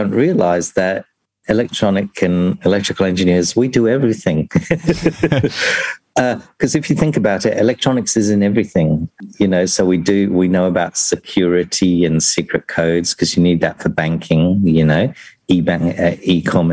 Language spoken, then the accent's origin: English; London, United Kingdom; moved away as an adult; now in Australia; I'm originally from London, and so I was new to Australia